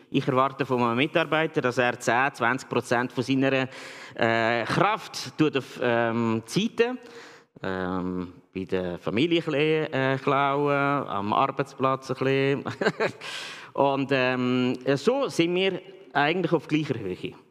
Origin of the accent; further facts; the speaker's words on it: Switzerland; Weil manchmal sind wir äh, Schweizer